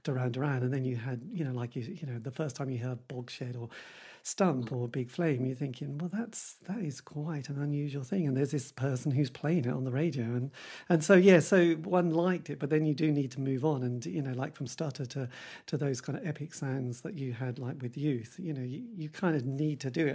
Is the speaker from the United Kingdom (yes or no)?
yes; England, United Kingdom; we are English. You know, English people do like moaning